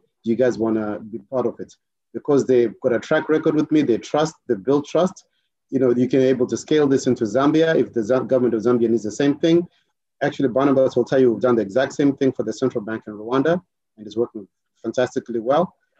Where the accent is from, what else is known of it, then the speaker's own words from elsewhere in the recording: Mauritius; So we can actually come in because we're from Africa and we're off Africa. And I think Parik will tell you this. I think the mentality in Mauritius is we're onshore and offshore Africa.